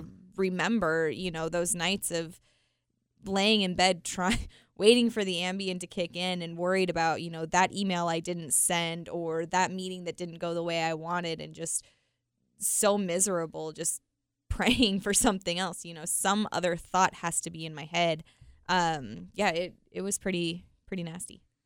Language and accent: English; Utah, United States; I was born and raised in Utah